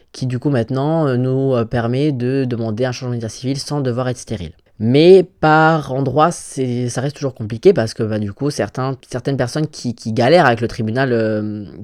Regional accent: Gabon; voilà, je suis gabonais, j'aimerais bien aller au Gabon. Je peux pas. Je veux pas me risquer à y aller.

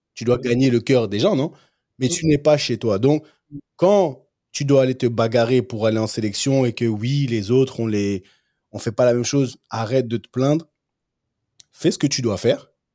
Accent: Cameroon; chez nous au Cameroun

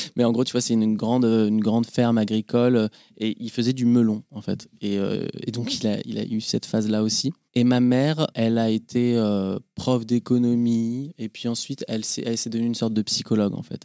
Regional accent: Paris, Île-de-France, France; also born or lived in Boulogne-Billancourt; j'ai grandi à Paris. J'ai grandi à Paris, euh, rive gauche, dans le 14e, vers le parc Montsouris

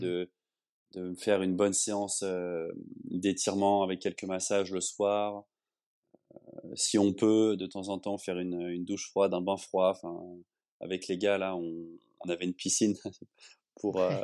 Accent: Le Châtelet-en-Brie, Île-de-France, France; moved away as an adult; also born or lived in Paris; now in Barcelona, Spain; la ville où j'ai grandi, au Châtelet-en-Brie, en, Seine-et-Marne

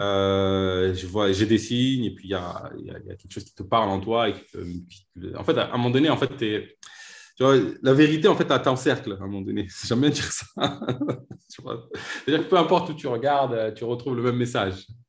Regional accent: Vitry-sur-Seine, Île-de-France, France; j'ai grandi à Vitry-sur-Seine

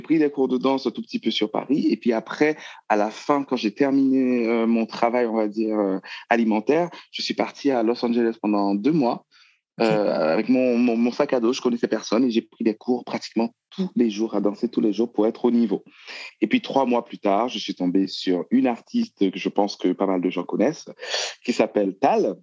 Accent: Haiti; moved away as an adult; also born or lived in Bordeaux, France; now in France; je suis né en Haïti. Mhm. Euh, après le bac, je suis venu en France

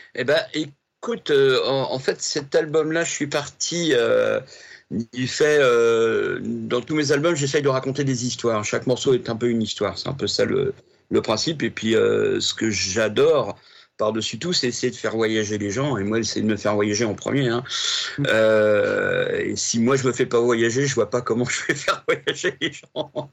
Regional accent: Rouen, Normandy, France; je suis né à Rouen hmm. en 61, 1961

